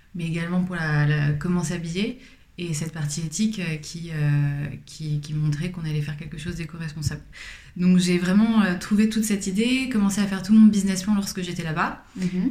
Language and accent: French; Paris, Île-de-France, France; je suis parisienne, j'ai grandi à Paris